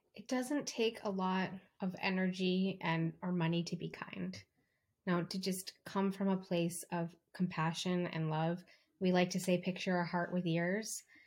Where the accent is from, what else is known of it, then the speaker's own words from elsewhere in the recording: East Coast, United States; now in California, United States; I'm from the East Coast and I live in California